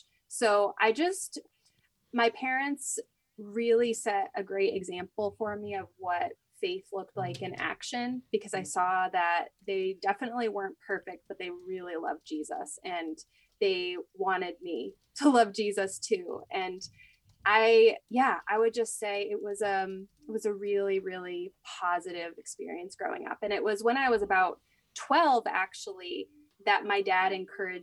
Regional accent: Maine, United States; moved away as an adult; also born or lived in Russia / Georgia; now in New York, United States; I'm originally from Maine

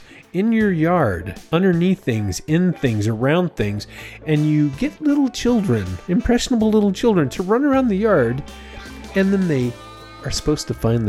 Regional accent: United States; I'm an American

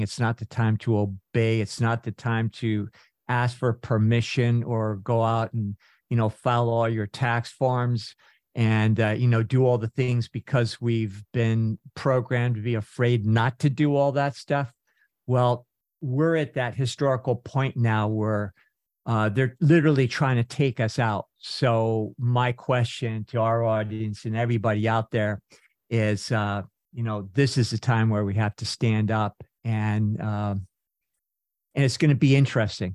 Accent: Northern California, United States; when I was growing up in Northern California

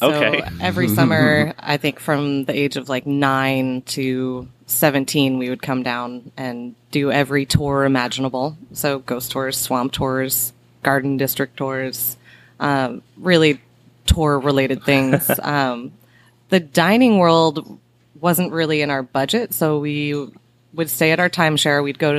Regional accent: New Hampshire, United States; also born or lived in Portland, Maine; now in New Orleans, United States; I moved here from Portland, Maine. Originally, I'm from New Hampshire, and then just went a little further north before coming severely south.

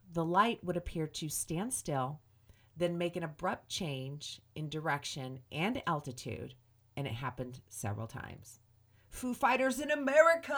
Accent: Griffith, Indiana, United States; I grew up in Griffith

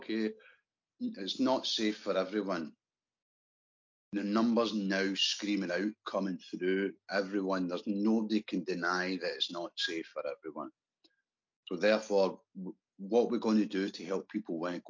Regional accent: Scotland, United Kingdom; As a Scottish scaffolder

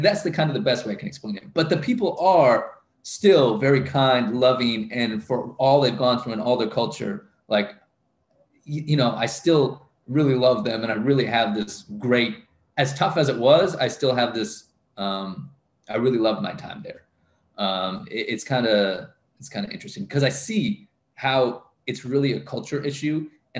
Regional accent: DR Congo; Growing up in Congo. I love Congo. I love the Congolese

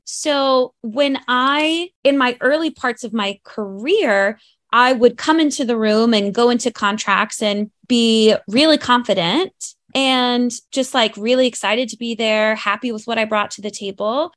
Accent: North Carolina, United States; now in New York City, United States; there wasn't really a lot of theater where I grew up in North Carolina

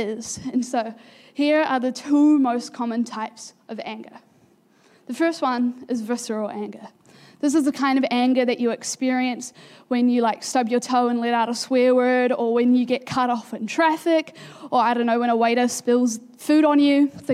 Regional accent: Pukekohe, Auckland, New Zealand; also born or lived in Manurewa; We had been living in Pukekohe for almost a year, not even yet, and when you move as an 8-year-old from, like, I moved from Manurewa

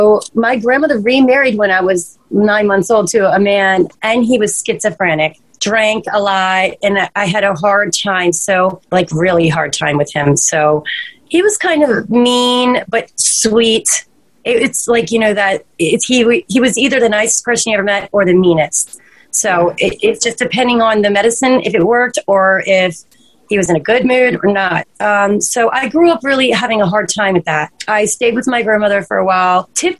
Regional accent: Maryland, United States; I actually grew up here.

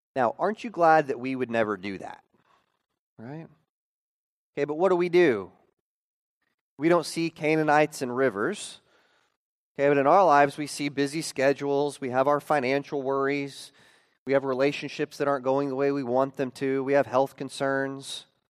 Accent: Oklahoma, United States; growing up in Oklahoma

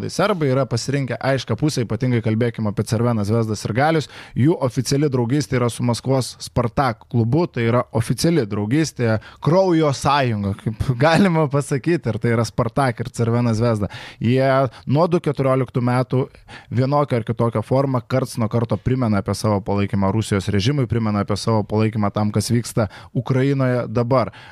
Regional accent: Lithuania; Mes, lietuviai

